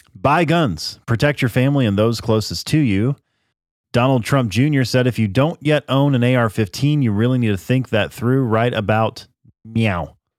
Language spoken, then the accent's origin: English; United States; I'm an American